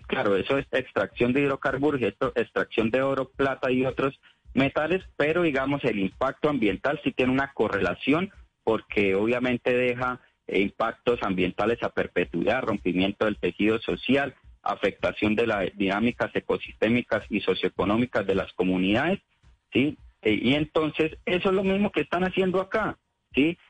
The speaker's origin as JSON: {"language": "Spanish", "country": "Colombia", "said": "como colombianos"}